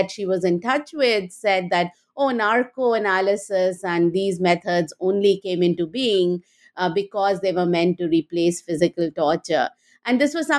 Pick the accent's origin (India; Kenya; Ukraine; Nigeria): India; moved away as an adult; now in United States; I grew up in India and went to Delhi University